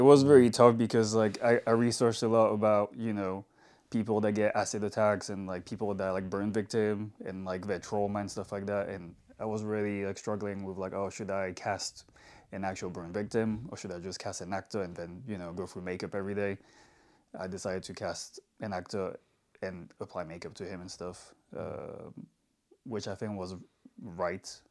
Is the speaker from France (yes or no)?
yes; Paris, Île-de-France, France; moved away as an adult; also born or lived in London; I also really wanted to move out of France because I'm from Paris.